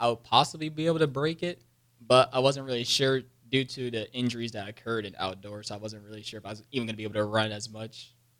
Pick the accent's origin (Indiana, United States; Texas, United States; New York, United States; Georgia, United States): Texas, United States; San Antonio; I am from San Antonio, Texas